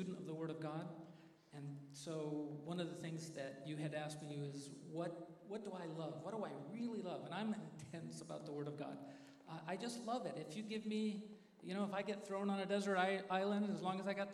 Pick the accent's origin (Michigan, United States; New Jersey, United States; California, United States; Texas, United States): California, United States; Santa Maria; also born or lived in San Jose, California; I'm actually from Santa Maria. I actually grew up here